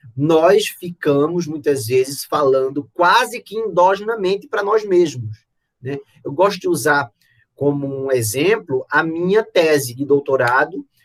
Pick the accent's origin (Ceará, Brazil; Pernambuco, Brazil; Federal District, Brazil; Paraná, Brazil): Pernambuco, Brazil; lá no Pernambuco, né, no meu estado natal